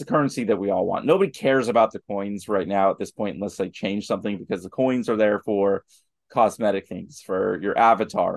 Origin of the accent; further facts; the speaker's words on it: Pittsburgh, Pennsylvania, United States; We're from Pittsburgh